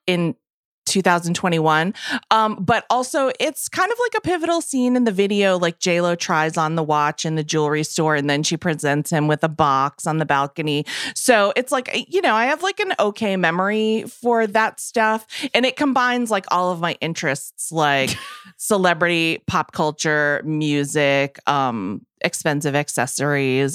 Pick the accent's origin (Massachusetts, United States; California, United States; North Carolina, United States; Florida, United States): Massachusetts, United States; I'm from Massachusetts